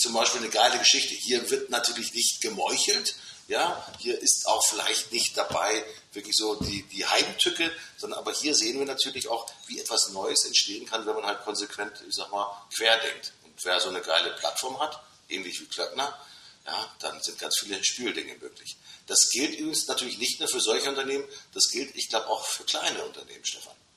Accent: Hamburg, Germany; das haben wir natürlich als Hamburger

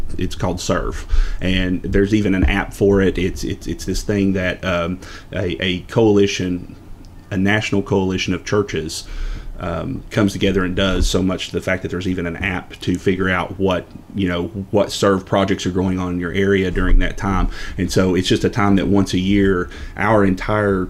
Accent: La Follette, Tennessee, United States; I was born and raised in Campbell County

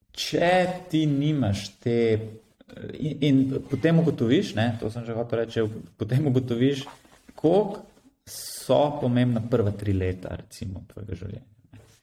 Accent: Slovenia; sem se rodil v Sloveniji

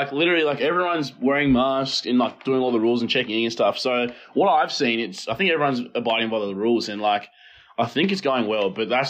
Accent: Launceston, Tasmania, Australia; moved away as an adult; also born or lived in Egypt; now in Melbourne, Australia; So I moved to Australia in 2003 with my family, and then we moved to Launceston and stayed there and grew up there.

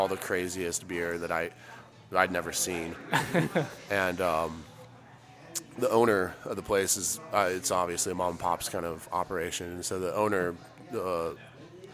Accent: Albuquerque, New Mexico, United States; also born or lived in Portland, Oregon / Los Angeles; I've been more or less born and raised in Albuquerque, New Mexico. Been there since I was 3.

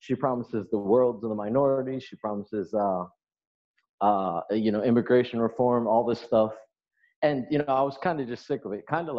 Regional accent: Baltimore, Maryland, United States; Now I'm from Baltimore

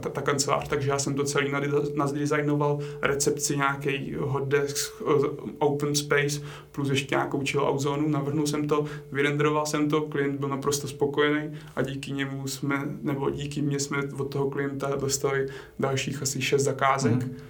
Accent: Strakonice, South Bohemian Region, Czechia; u nás na Šumavě, odkud pocházím, já jsem ze Strakonic

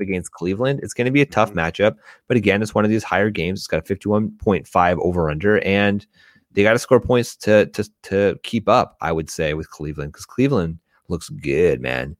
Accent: Canada; I'm Canadian

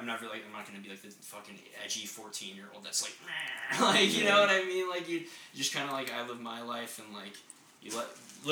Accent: Apex, North Carolina, United States; I was from Apex

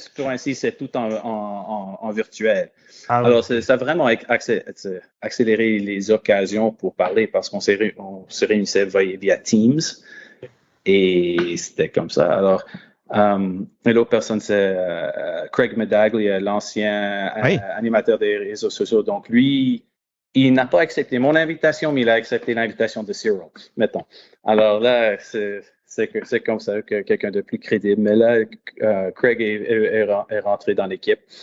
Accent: London, Ontario, Canada; moved away as an adult; now in Ottawa, Canada; je suis originaire de London, Ontario, dans le sud-ouest de l'Ontario.

